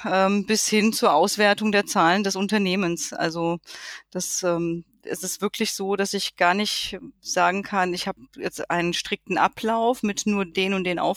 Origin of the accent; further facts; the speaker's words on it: Hesse, Germany; weil ich wollte wieder zurück in meine Heimat. Ich komme nämlich ursprünglich hier aus dem Rhein-Main-Gebiet